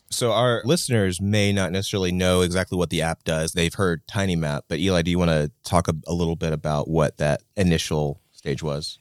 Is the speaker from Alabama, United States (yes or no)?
yes; Athens, Alabama, United States; moved away as an adult; now in Huntsville, United States; I grew up in Athens, so not too far away from Huntsville, but I've been here since twenty eighteen in the city proper